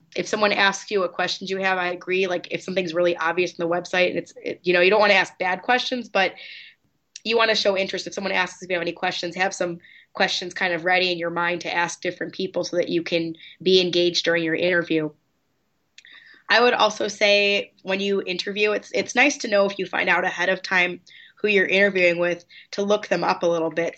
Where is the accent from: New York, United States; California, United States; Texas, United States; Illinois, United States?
Illinois, United States; Chicago; I grew up in Chicago.